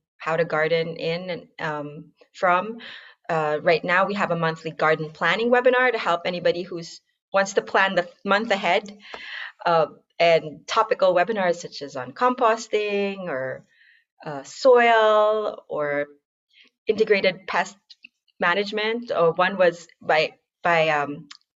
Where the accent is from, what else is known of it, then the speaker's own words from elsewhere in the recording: Philippines; now in United States; I'm from the Philippines